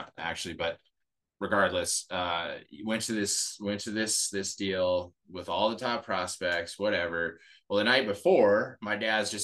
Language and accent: English; Montana, United States; moved away